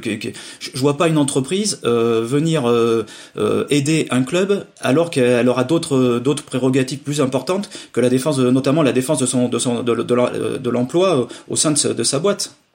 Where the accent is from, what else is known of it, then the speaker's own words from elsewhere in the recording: Limousin, Nouvelle-Aquitaine, France; chez nous en Limousin